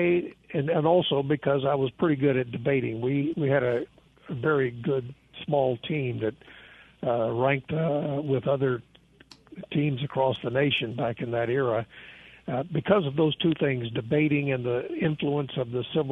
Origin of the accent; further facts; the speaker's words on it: Jackson, Mississippi, United States; moved away; I grew up in South Jackson on Terry Road in the working class part of town